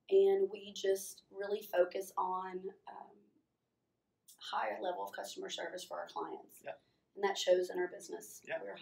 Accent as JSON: {"language": "English", "town": "College Station", "region": "Texas", "country": "United States", "said": "Yeah. Um, I am originally from College Station, Bryan College Station, Texas."}